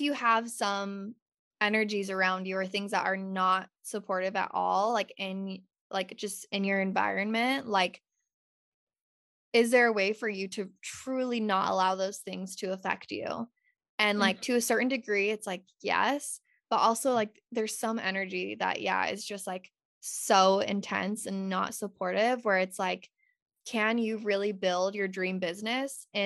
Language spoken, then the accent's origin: English; Utah, United States; moved away as an adult; now in California, United States; while still being in Utah in my hometown